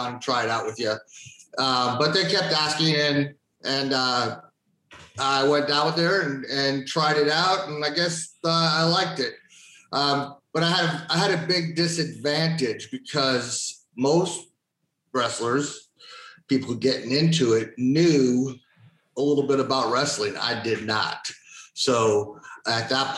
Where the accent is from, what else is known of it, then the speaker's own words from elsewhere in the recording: Tampa, Florida, United States; also born or lived in Chicago, Illinois; I'm here in Tampa, Florida, and I'm from Chicago, but I grew up down here since I was five.